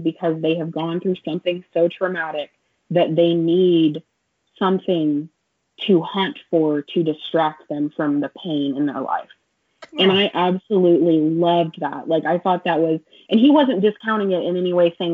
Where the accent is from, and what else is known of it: Oklahoma, United States; born or raised there